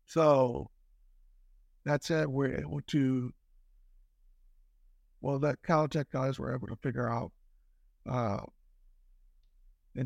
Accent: Italy; moved away; growing up in Italy

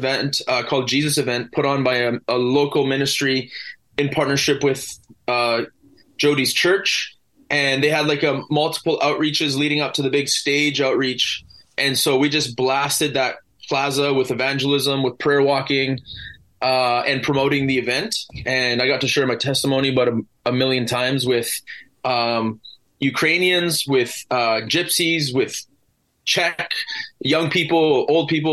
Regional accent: Vancouver Island, British Columbia, Canada; here in my hometown where I labor

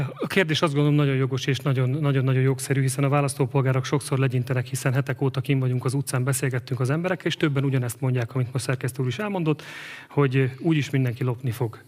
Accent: Eger, Heves, Hungary; Egerbe születtem. Itt élek most is családommal.

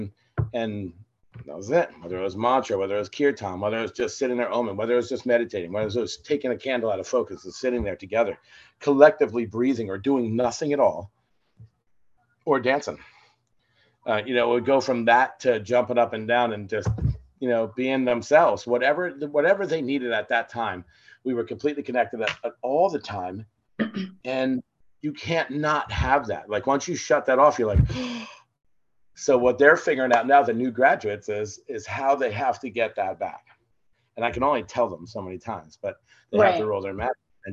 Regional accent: New Jersey, United States; we're from New Jersey

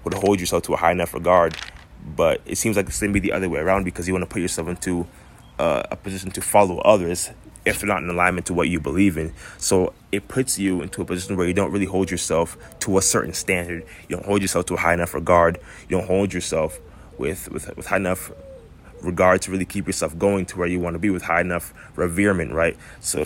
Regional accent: Florida, United States; I grew up in Florida most of my life

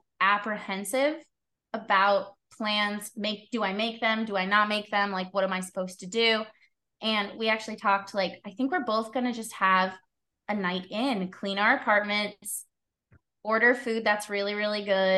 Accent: Australia; moved away; also born or lived in Kansas City; I'm from Australia.

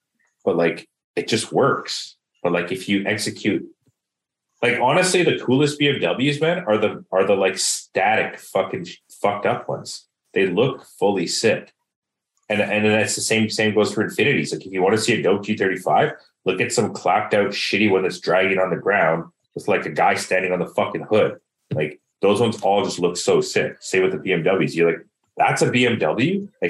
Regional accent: Surrey, British Columbia, Canada; I mean, I'm from Surrey, so Preludes are like in my blood, so whatever.

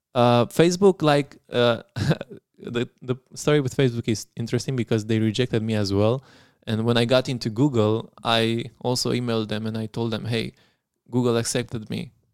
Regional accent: Craiova, Dolj, Romania; moved away as an adult; also born or lived in Zurich; I was from Craiova

